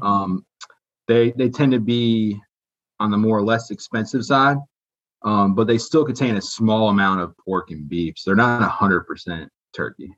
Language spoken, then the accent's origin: English; Raleigh, North Carolina, United States; also born or lived in Michigan; I'm from Michigan. Grew up in Raleigh